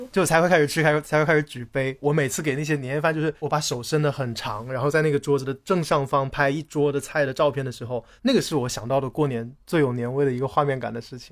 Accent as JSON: {"language": "Chinese", "region": "Hunan", "country": "China", "also_born_or_lived": "Changsha", "moved": "as an adult", "lives_now": "Guangzhou, China", "said": "因为我是湖南人嘛，以前我在长沙工作的时候，可能回家非常方便"}